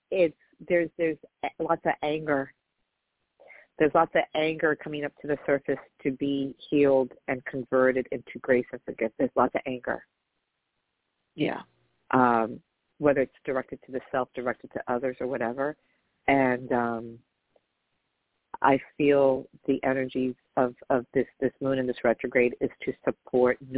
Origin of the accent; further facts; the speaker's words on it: Atlanta, Georgia, United States; So now I'm from Atlanta.